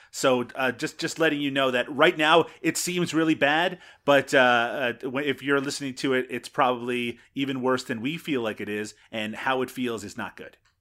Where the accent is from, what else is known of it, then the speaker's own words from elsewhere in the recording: Canada; I'm Canadian